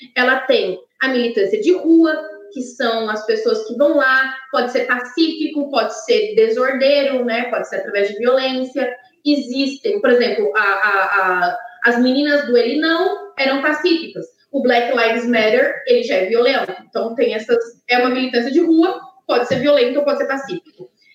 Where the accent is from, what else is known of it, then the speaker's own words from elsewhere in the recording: São Carlos, São Paulo, Brazil; na cidade onde eu nasci, em São Carlos, já é muito frio